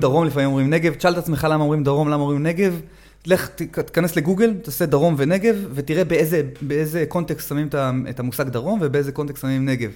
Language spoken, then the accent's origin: Hebrew; Herzliya, Central District, Israel; moved away as an adult; now in Negev, Israel; אני גדלתי באזור המרכז, לפני 20 שנה הגרתי לנגב, אבל כבר היום בעיר הולדתי, הרצליה